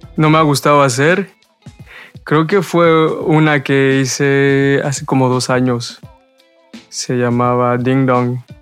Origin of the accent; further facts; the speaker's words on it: Montreal, Quebec, Canada; also born or lived in Mexico; soy mexicano, pero crecí, crecí en Montreal, me mudé muy, muy chico con mi familia